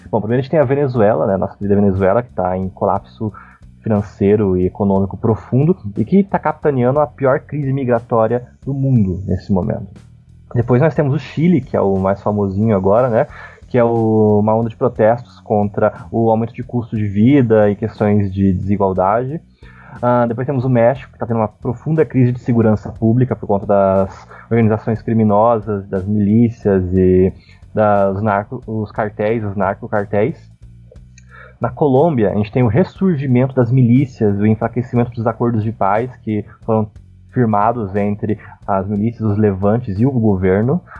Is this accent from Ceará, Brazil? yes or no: no; Paraná, Brazil; now in São Paulo, Brazil; Eu sou do Paraná, tecnicamente.